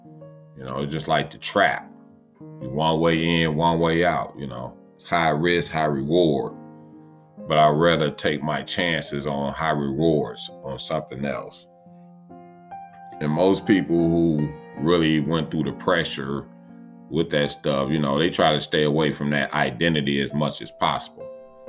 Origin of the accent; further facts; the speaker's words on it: West Coast, United States; I'm from the West Coast and all.